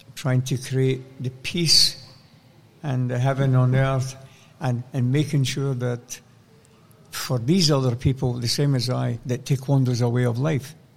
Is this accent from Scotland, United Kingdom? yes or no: yes; Scotland, United Kingdom; born or raised there